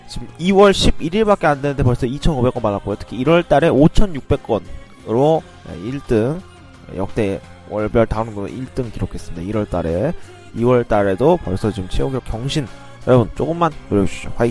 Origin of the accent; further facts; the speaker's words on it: Shimane, Japan; 아, 고향으로 예, 제 고향 심마네로 돌아왔습니다